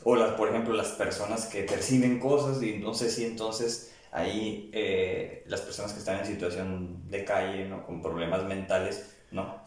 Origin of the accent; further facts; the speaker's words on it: Tijuana, Baja California, Mexico; haber nacido en estos tiempos y en México, ¿no? aquí en Tijuana, donde yo nací